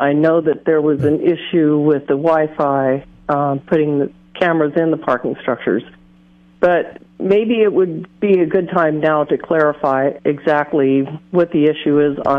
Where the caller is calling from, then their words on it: Atascadero, California, United States; I'm calling from Atascadero.